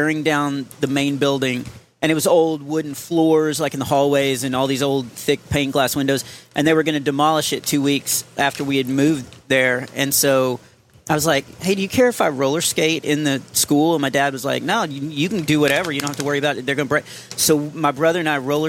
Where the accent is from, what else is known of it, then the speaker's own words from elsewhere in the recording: Texas, United States; we're from Texas